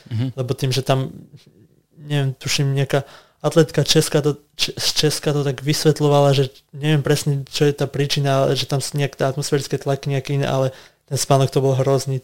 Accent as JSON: {"language": "Slovak", "town": "Lovčica", "region": "Banská Bystrica Region", "country": "Slovakia", "tie": "born or raised there", "moved": "yes", "lives_now": "Bratislava, Slovakia", "said": "aj my doma sme mali, v podstate, že máme krávy, aj akože v Bratislave nie, ale v Lovčici mm-hmm. rodičia chovali kravy"}